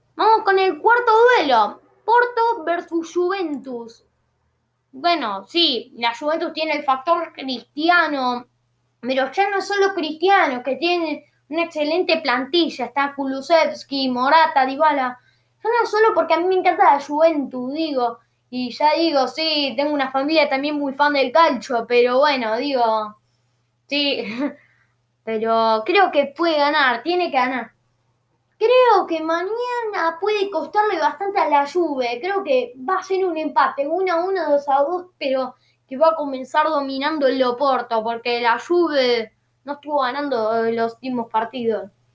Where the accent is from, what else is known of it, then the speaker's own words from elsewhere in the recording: Argentina; Ya soy argentino